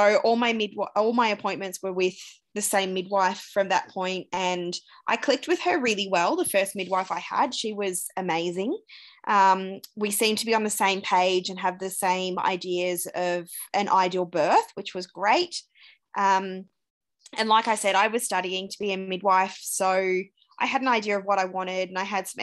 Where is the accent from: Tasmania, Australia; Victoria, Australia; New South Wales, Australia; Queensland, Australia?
Victoria, Australia; Euroa; moved away as an adult; also born or lived in Ballarat / Melbourne; now in Romsey, Australia; I grew up in Euroa, which is a small country town in Victoria, sort of halfway between Melbourne and Albury.